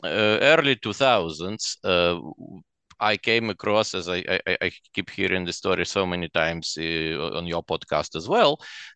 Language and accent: English; Chernivtsi, Chernivtsi Oblast, Ukraine; also born or lived in Russia; now in Canada; So I was born in Russia. And obviously when I was pretty little still, we moved to a western Ukrainian city of Chernivtsi. So for 16 years after that, I lived in Ukraine, or what at the time was the Soviet Union.